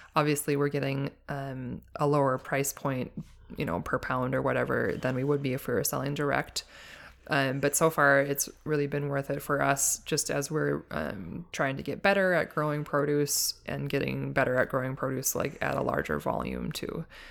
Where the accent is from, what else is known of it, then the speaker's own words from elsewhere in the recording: Duluth, Minnesota, United States; I grew up on a hobby farm in Duluth, uh, Duluth, Minnesota, and I lived there most of my life